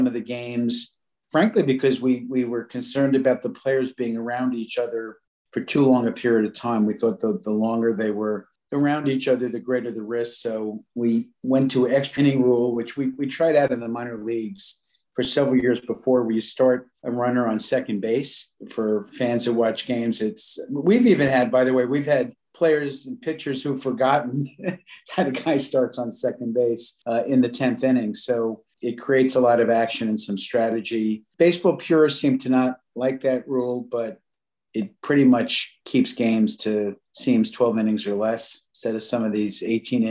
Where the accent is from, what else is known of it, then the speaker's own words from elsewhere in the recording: New York City, New York, United States; I grew up in an Italian neighborhood in the Bronx in Pelham Bay.